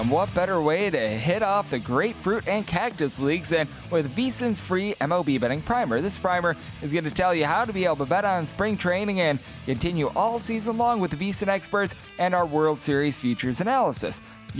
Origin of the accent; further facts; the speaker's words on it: Wisconsin, United States; I say that being someone from the great state of Wisconsin